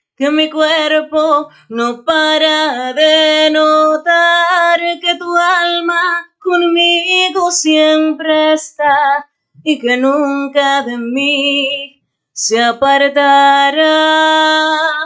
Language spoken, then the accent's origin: Spanish; Santo Domingo, Distrito Nacional, Dominican Republic; moved away as an adult; now in New York, United States; yo soy oriunda de Santo Domingo, República Dominicana, resido aquí hace cinco años